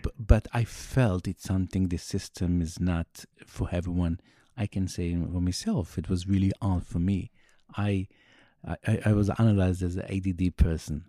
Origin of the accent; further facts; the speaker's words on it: Jerusalem, Jerusalem District, Israel; first language Yiddish; English is a second language; I grew up in Meir Sharim